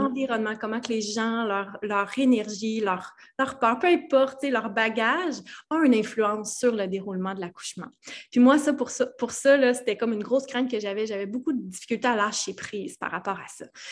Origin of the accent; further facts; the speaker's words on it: Val-d'Or, Quebec, Canada; je viens de l'Abitibi-Témiscamingue, de Val-d'Or plus précisément